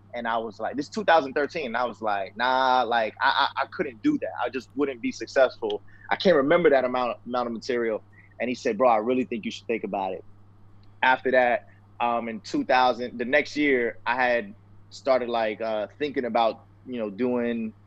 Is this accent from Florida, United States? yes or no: yes; Tampa, Florida, United States; also born or lived in Queens, New York; for the rest of the rest of my life, Tampa, Florida.